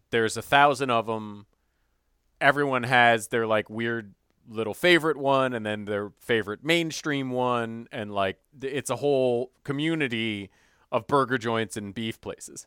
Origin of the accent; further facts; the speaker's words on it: Evanston, Illinois, United States; moved away; my hometown, Evanston, Illinois